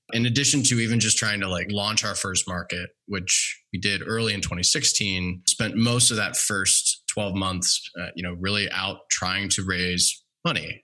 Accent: Cincinnati, Ohio, United States; now in California, United States; I grew up in Cincinnati, Ohio, big Reds, Bengals fan, um, living in California

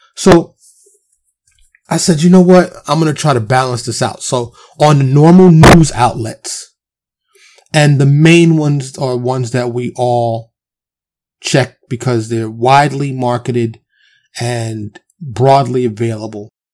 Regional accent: New York City, New York, United States; born and raised in New York in the streets of Harlem and the Bronx

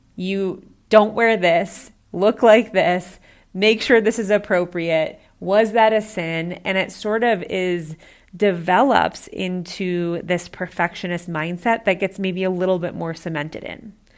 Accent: Midwest, United States; I grew up in the Midwest

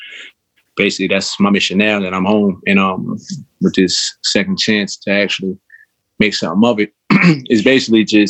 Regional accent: New York City, New York, United States; I'm from Jamaica, Queens, but I grew up on two different sides.

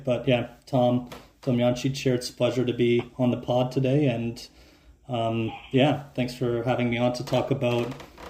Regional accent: Canada; first language Croatian; English is a second language; and they moved to Canada in the 70s, and I grew up, you know, Croatian was my first language, and it's a big part of how I identify

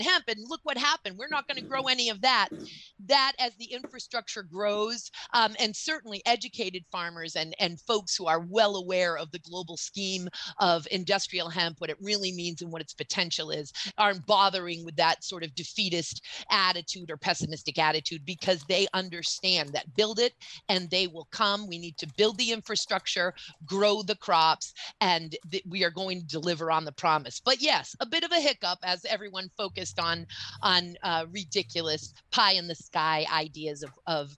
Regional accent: Maine, United States; my home state of Maine

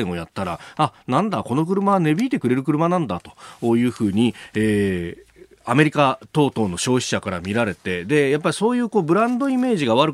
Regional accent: Yokosuka, Kanagawa, Japan; 私はあの、神奈川県出身なんで、もう日産王国の中で育ってですね、しかも横須賀っていうと、おっぱまに大工場があって、もう、そこに見学に行くっていうのが子供の頃の、まあ、年中行事みたいなもんだったんで

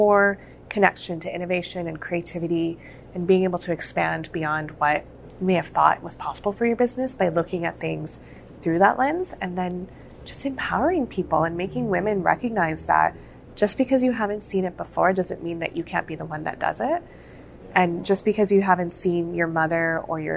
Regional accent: Calgary, Alberta, Canada; I've born and raised in Calgary

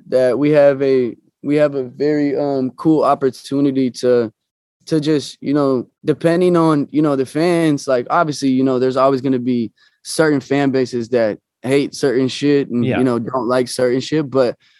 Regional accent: Omaha, Nebraska, United States; moved away as an adult; now in Los Angeles, United States; I actually went back to Omaha, to my hometown, 2 months ago

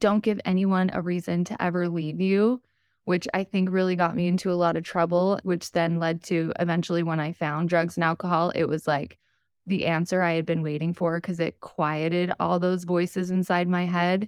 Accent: Utah, United States; I was born and raised in Utah. I still live here today.

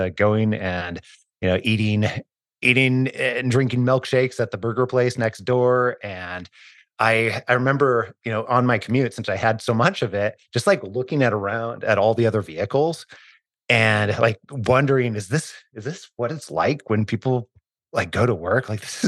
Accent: Idaho, United States; I was born and raised in Northern Idaho, almost as far as you can go before you hit the Canadian border. But I grew up pretty poor.

